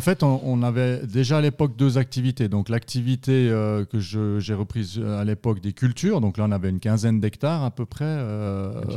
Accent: Yverdon-les-Bains, Vaud, Switzerland; moved away as an adult; also born or lived in Estavayer-le-Lac; now in Fribourg, Switzerland; je viens de la région d'Yverdon, dans le canton de Vaud

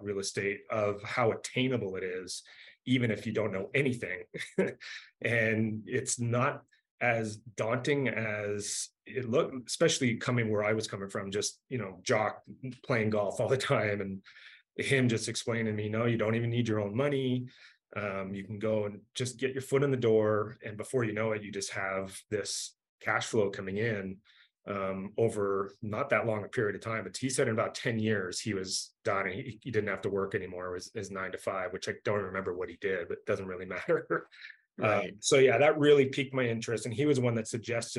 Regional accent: Canada; also born or lived in Southern California; now in Denver, United States; I'm from Canada originally

